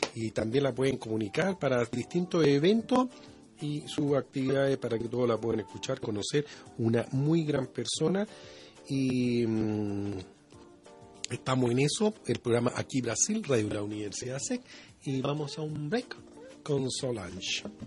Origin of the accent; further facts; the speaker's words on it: Chile; nosotros como los chilenos